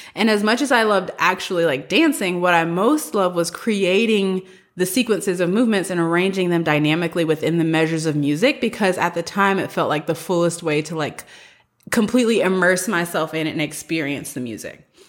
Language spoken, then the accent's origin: English; the South, United States; moved away as an adult; also born or lived in San Francisco / East Coast; I am from the South. I'm, like, a country rural person at heart, and I love having grown up in the South.